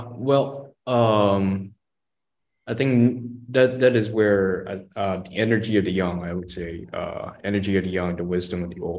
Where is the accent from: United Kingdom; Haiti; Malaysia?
Malaysia; I think as a Malaysian, a reform Malaysian, they should uh, be open to changes.